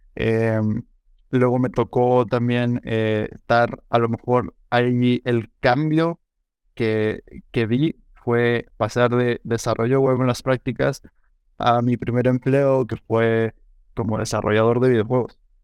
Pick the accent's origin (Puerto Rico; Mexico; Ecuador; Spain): Mexico; Morelia, Michoacán; now in San Luis Potosí, Mexico; yo no soy de, de, aquí de San Luis, em, yo crecí en Morelia, Michoacán.